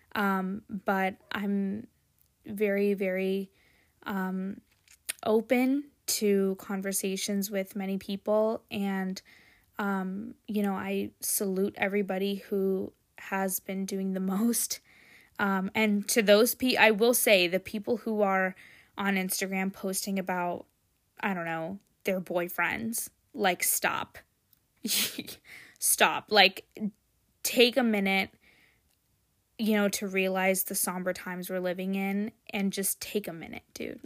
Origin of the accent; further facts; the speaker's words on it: United States; I was born in a country where I have the ability to have free speech